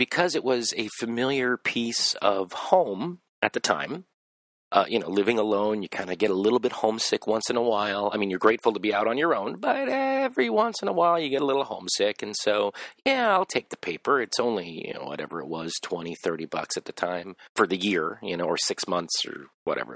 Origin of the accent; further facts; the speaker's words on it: Los Angeles, California, United States; I grew up in Los Angeles